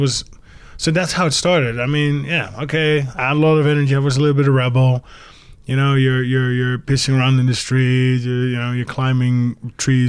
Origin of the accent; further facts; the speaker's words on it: Netherlands; also born or lived in England; Then parents divorced when I was five. So I actually grew up in England. But then when five, we moved back to the Netherlands